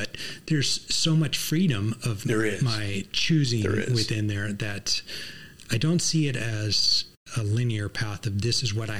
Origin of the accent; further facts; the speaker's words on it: Los Angeles, California, United States; also born or lived in Sacramento; I was born and raised in the Los Angeles area. L.A. is where I want to be.